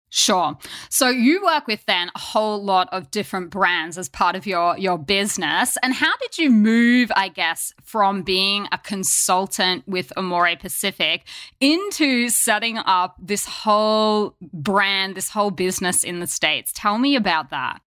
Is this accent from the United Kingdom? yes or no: no; Australia; moved away as an adult; now in Korea; growing up in Australia